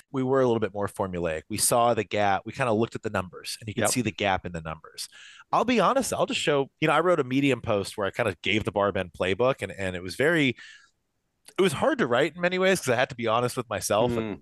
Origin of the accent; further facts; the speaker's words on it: Kentucky, United States; moved away; I am from Kentucky originally